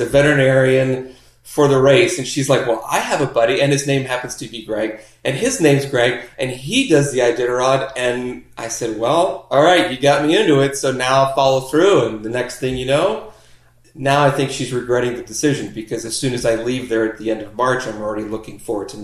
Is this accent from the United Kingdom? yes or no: no; Chicago, Illinois, United States; now in Florida, United States; I grew up in Chicago